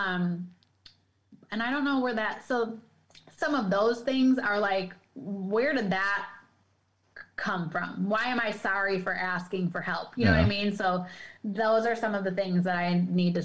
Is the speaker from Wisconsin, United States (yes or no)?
yes; Madison, Wisconsin, United States; I'm from Madison